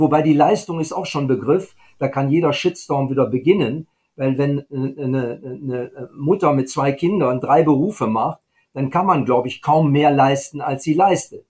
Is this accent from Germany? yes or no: yes; Germany; bei uns in Deutschland